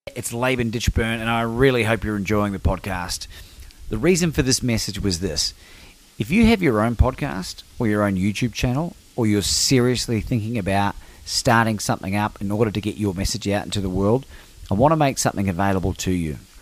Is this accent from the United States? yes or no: no; New Zealand; being a New Zealander